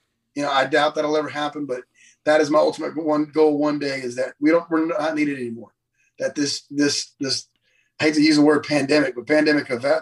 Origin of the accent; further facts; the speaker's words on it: Lake Jackson, Texas, United States; also born or lived in Freeport, Texas; I grew up in Lake Jackson my whole life